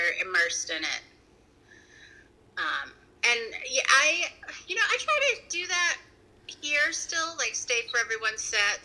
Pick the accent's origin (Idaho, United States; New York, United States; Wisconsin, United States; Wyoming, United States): Wisconsin, United States; growing up in Wisconsin